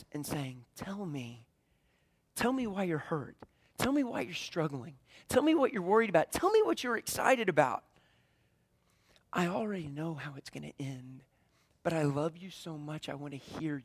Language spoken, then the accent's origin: English; the Bible Belt, United States; I grew up in the Bible Belt